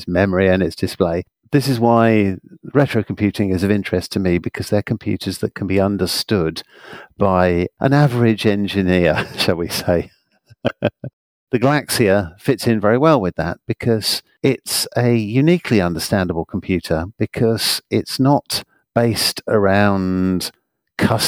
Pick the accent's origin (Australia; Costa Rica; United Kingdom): United Kingdom; as you can probably tell by my accent, I'm from the United Kingdom